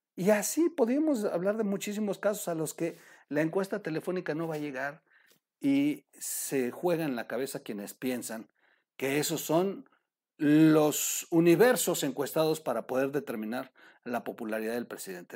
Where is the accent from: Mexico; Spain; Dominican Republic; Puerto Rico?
Mexico; como mexicanos